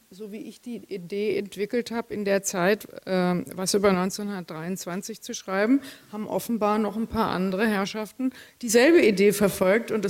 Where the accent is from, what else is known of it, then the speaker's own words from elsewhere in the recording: Bavaria, Germany; also ich bin in der Gegend von Würzburg aufgewachsen